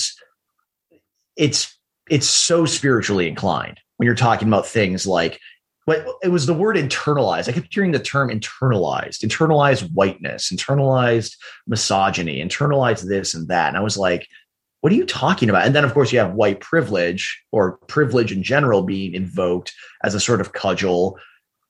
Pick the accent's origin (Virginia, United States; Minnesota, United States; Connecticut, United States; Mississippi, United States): Minnesota, United States; Minneapolis; my hometown caught fire in June of 2020, Minneapolis